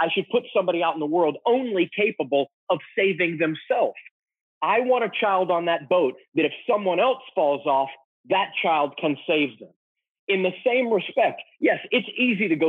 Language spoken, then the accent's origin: English; Texas, United States; I grew up in Texas